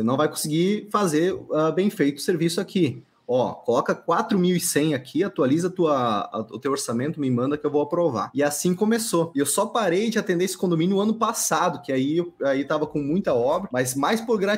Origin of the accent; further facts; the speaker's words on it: Maringá, Paraná, Brazil; Eu sou de Maringá, Paraná.